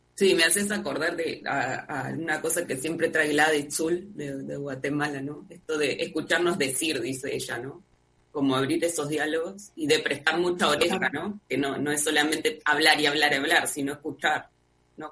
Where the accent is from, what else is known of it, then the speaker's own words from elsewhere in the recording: Uruguay; acá en Uruguay